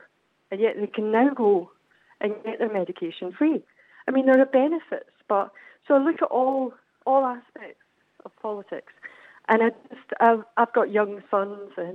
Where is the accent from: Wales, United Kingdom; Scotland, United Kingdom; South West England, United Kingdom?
Scotland, United Kingdom